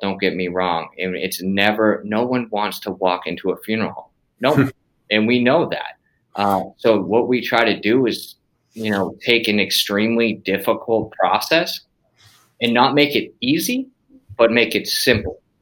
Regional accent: Massachusetts, United States; moved away; We're all from Massachusetts originally

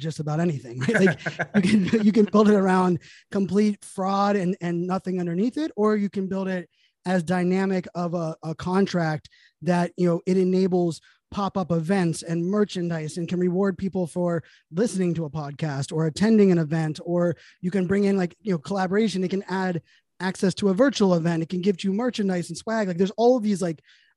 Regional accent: Pittsburgh, Pennsylvania, United States; moved away; I'm born and raised in Pittsburgh

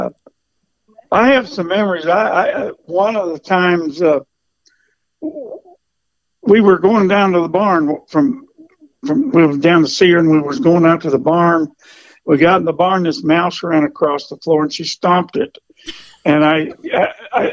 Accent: Kansas City, United States; I'm actually from Kansas City. I grew up born and raised in Kansas City

